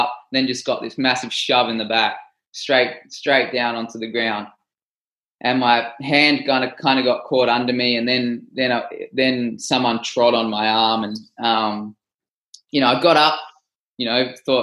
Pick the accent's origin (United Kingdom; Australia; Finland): Australia; I'm from Australia